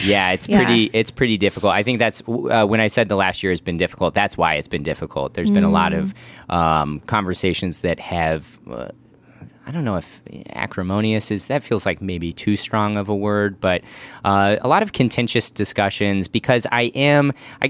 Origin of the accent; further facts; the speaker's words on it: Midwest, United States; now in Los Angeles, United States; growing up in the Midwest in a very Republican context versus like living in LA versus the Midwest. That's its own cultural shift that I'm trying to navigate on top of this faith stuff.